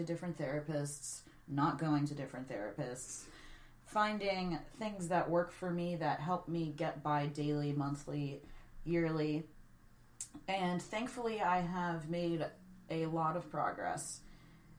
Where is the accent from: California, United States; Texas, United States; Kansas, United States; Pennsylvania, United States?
Pennsylvania, United States; Pittsburgh; I grew up in Pittsburgh